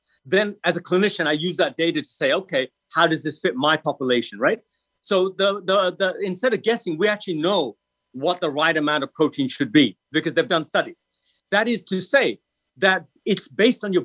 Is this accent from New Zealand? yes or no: no; England, United Kingdom; I'm European, so I'm from England.